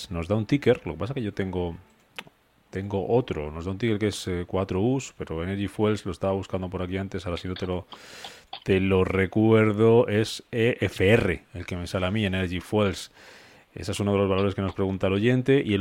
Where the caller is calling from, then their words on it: Madrid, Community of Madrid, Spain; de Madrid.